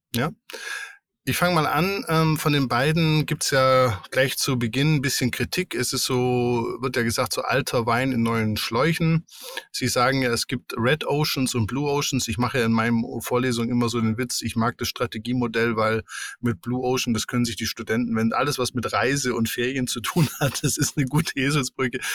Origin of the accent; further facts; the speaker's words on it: Allgäu, Germany; wo ich aufgewachsen bin